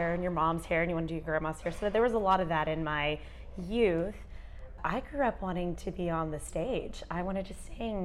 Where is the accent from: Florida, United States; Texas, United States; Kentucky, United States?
Texas, United States; Dallas; also born or lived in Houston, Texas; Texas girl at heart, born here, lived here all my life